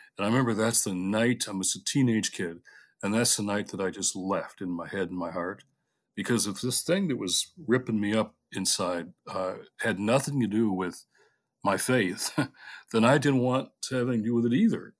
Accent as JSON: {"language": "English", "town": "Detroit", "region": "Michigan", "country": "United States", "tie": "born or raised there", "said": "When I was a kid, you know, growing up in Detroit"}